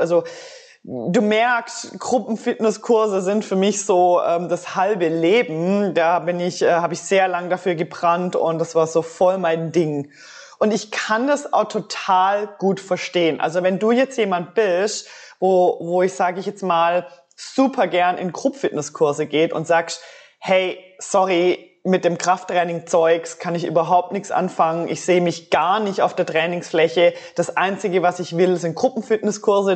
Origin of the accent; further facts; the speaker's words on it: Switzerland; bei uns in der Schweiz